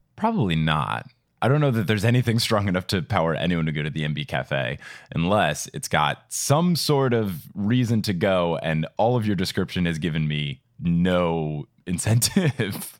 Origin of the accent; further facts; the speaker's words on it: New Jersey, United States; my home state of New Jersey